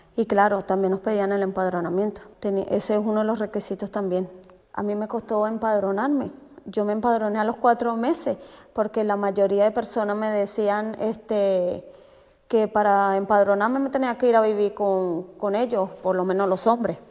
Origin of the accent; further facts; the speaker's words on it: Venezuela; moved away as an adult; now in Spain; soy de Venezuela, llegué en el 2018 a España.